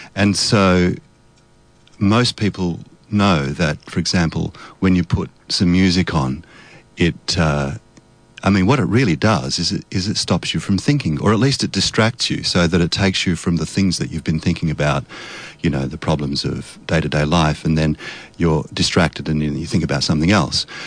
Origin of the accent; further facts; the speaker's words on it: Australia; my background is Polish. My parents are both Polish, so I grew up in Australia, and so I can speak Polish